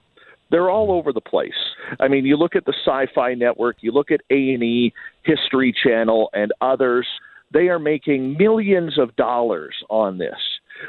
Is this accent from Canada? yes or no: yes; Canada; even though I'm Canadian, the majority of my audience is in the United States.